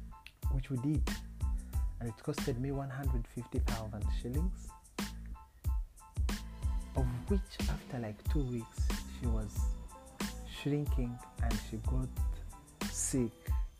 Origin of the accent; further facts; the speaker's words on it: Rwanda; moved away as an adult; now in Uganda; because I'm not a Ugandan. I come from Rwanda, and the lady is a Ugandan.